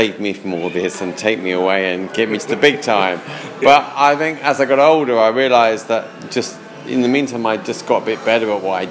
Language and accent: English; London, United Kingdom; I'm a Londoner, yeah. I was born in London. I was born in near where you're living, in Ealing